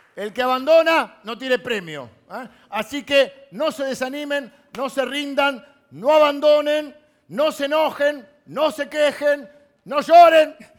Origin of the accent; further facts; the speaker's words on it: Castelar, Buenos Aires Province, Argentina; yo soy de Castelar